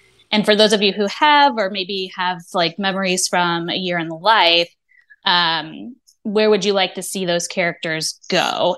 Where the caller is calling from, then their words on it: St. Louis, Missouri, United States; St. Louis, Missouri.